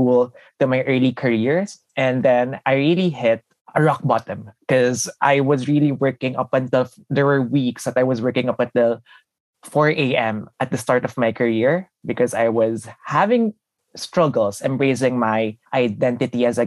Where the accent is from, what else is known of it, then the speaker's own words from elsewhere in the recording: Quezon City, Metro Manila, Philippines; English is a second language; moved away as an adult; now in United States; I was born and raised in the Philippines in the capital region called, in a city called Quezon City.